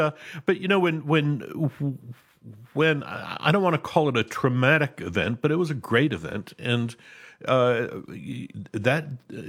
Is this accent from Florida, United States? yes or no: no; Cleveland suburb, moved to Georgia at 8, United States; I was born in a suburb of Cleveland, and I guess my political education began when I was probably 8 years old